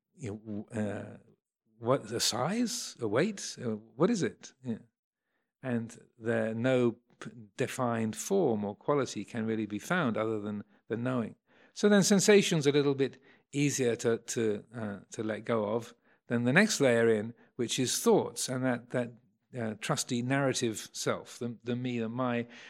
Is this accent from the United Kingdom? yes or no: yes; Kent, South East England, United Kingdom; also born or lived in London; I was born in Kent, nineteen fifty-six